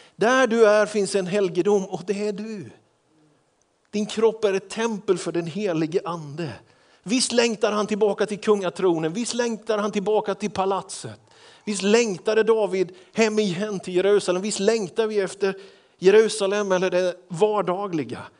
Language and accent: Swedish; Småland, Sweden; Jag är ju smålänning